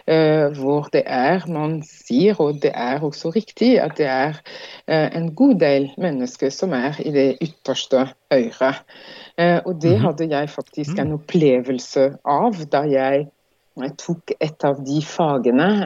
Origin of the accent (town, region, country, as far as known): Martinique; Norwegian is a second language; moved away as an adult; also born or lived in France; now in Norway